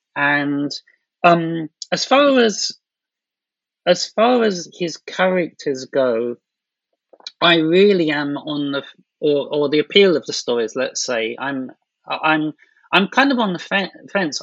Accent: London, United Kingdom; moved away as an adult; now in Japan; I'm from London

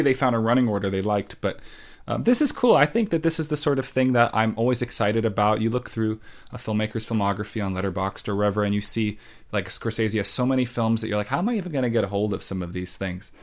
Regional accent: Long Island, New York, United States; accent: Long Island; I'm from Long Island

